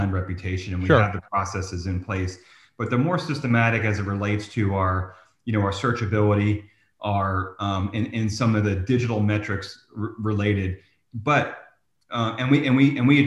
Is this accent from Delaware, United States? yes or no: no; New Jersey, United States; I'm from New Jersey